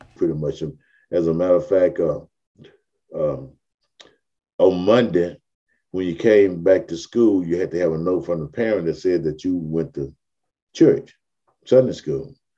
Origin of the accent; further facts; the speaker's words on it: Mobile, Alabama, United States; I was born in 1950 in Africatown itself.